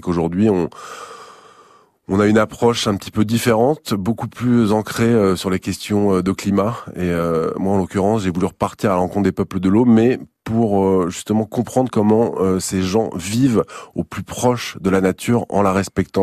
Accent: Saint-Malo, Brittany, France; je suis né à Saint-Malo, euh, au pied des remparts, au bord de la mer. J'ai été bercé toute mon enfance

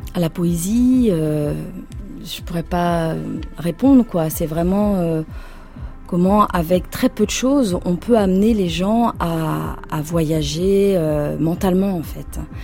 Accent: Anjou, Pays de la Loire, France; je viens de, de l'Anjou.

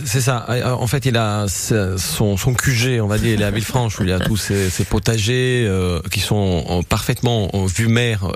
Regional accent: Southern Italy, Italy; now in France; je viens du sud de l'Italie

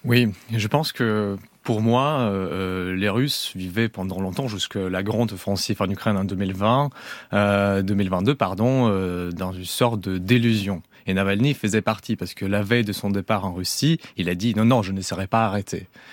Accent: Belarus; moved away as an adult; je ne suis pas russe moi-même d'origine. J'ai vécu au Belarus jusqu'à mes 17 ans

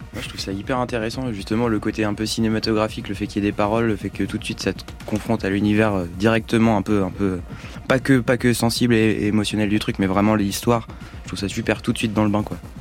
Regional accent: Tours, Centre-Val de Loire, France; chez nous, donc je, le dis, on vient de Tours

